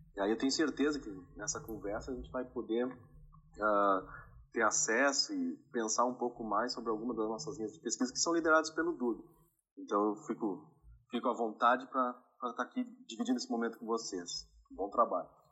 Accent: Rio Grande do Sul, Brazil; moved away as an adult; also born or lived in Rondônia; eu sou nascido e criado no Rio Grande do Sul

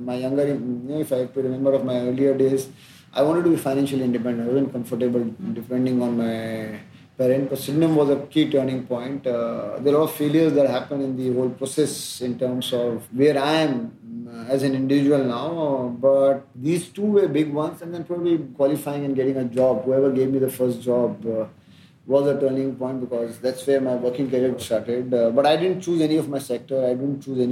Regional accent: outside Ujjain, Madhya Pradesh, India; born or raised there

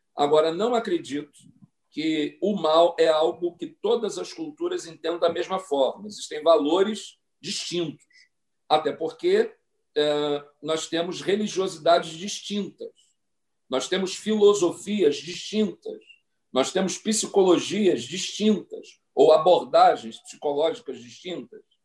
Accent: Mesquita, Rio de Janeiro, Brazil; minha cidade, onde nasci, na capital da Baixada Fluminense do Rio de Janeiro, a bela cidade de Mesquita

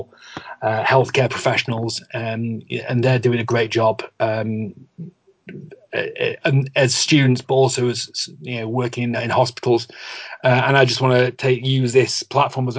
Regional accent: the Northwest, North West England, United Kingdom; I'm, I'm from the Northwest.

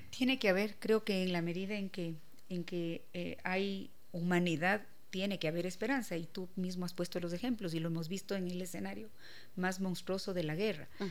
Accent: Quito, Pichincha, Ecuador; yo amo a mi ciudad, yo, soy orgullosa de Quito

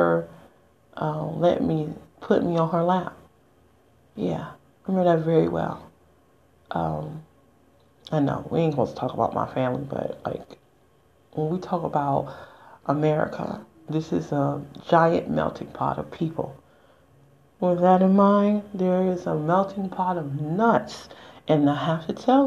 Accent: United States; I'm just an American citizen, so born and raised.

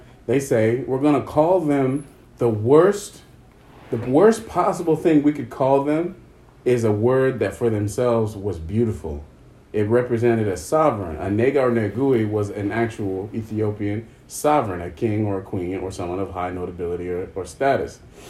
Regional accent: South Africa; But because we're South African and we have a weird accent, we're going to say kefa.

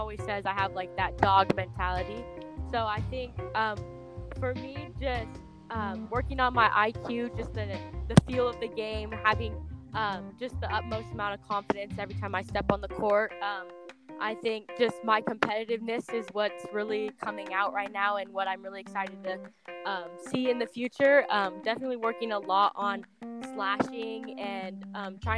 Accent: Carpinteria, California, United States; I'm from Carpinteria, California, a tiny little beach town off of Santa Barbara

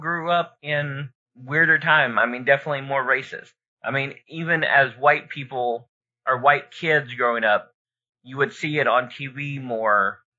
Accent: Broken Arrow, Oklahoma, United States; growing up in Broken Arrow

